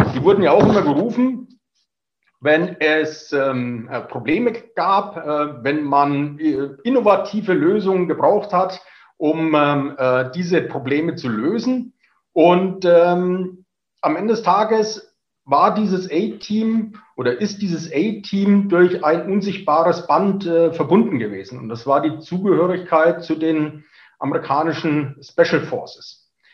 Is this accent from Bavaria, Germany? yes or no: yes; Franconia, Bavaria, Germany; accent: Franconian; moved away as an adult; now in Munich, Germany; Sie hören es am Zungenschlag. Ich bin gebürtiger Franke, äh, sitze aber seit äh, über 20 Jahren hier in München fest